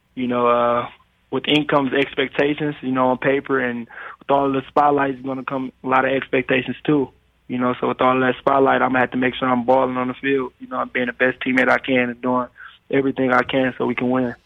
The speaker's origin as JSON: {"language": "English", "town": "Detroit", "region": "Michigan", "country": "United States", "tie": "born or raised there", "said": "I was growing up in Detroit, and we didn't have everything that, that we needed"}